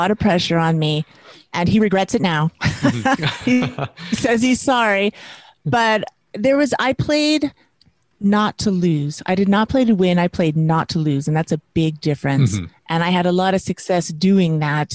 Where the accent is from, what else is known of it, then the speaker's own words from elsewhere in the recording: Las Vegas, Nevada, United States; moved away as an adult; also born or lived in New York City; I grew up in Las Vegas. I was born in Las Vegas, Nevada, and I was raised there.